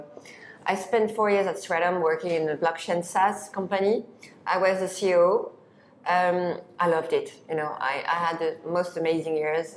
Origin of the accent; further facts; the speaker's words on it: Paris, Île-de-France, France; grew up in Paris